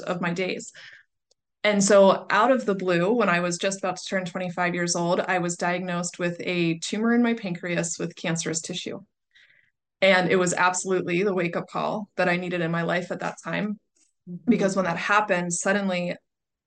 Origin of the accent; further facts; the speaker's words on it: Pittsburgh, Pennsylvania, United States; I moved back to Pittsburgh, which is my hometown